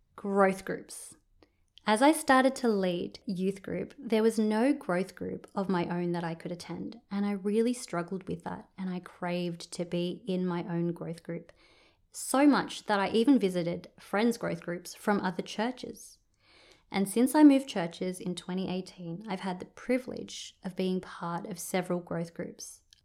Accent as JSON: {"language": "English", "town": "Sydney", "region": "New South Wales", "country": "Australia", "tie": "born or raised there", "moved": "as an adult", "lives_now": "Orange, Australia", "said": "I grew up in Sydney and I moved here to be with my family"}